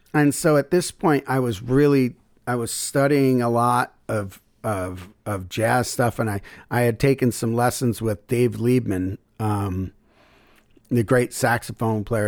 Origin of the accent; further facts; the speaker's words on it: Syracuse, New York, United States; moved away as an adult; also born or lived in Memphis; my hometown, Syracuse